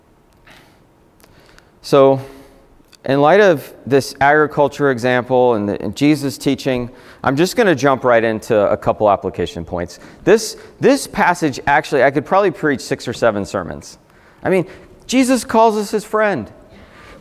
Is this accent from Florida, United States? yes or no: yes; South Florida, United States; I grew up in South Florida, very hot